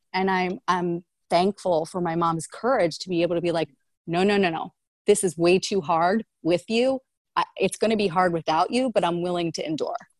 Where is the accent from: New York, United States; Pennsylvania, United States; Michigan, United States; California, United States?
Pennsylvania, United States; Philadelphia; I'm from Philly